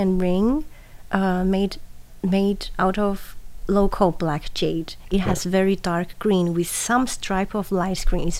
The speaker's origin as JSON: {"language": "English", "region": "Taipei", "country": "Taiwan", "said": "Taipei, yes."}